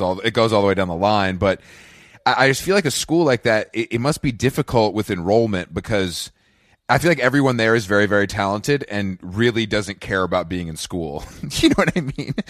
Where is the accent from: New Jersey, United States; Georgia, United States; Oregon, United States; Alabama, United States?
Georgia, United States; Atlanta; moved away; also born or lived in New York; growing up in Atlanta